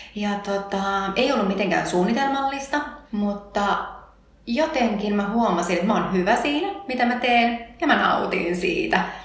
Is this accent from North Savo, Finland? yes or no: yes; Tervo, North Savo, Finland; also born or lived in Helsinki; hän perusti autokorjaamon pienen, pienen Tervon kylään silloin, missä hän itse oli syntynyt ja, ja tota, me muutettiin silloin Helsingistä takaisin sinne seuduille